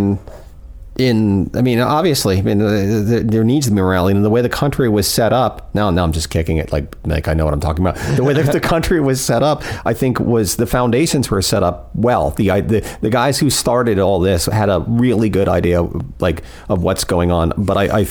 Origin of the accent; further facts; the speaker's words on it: Fort Pierce, Florida, United States; I grew up in Fort Pierce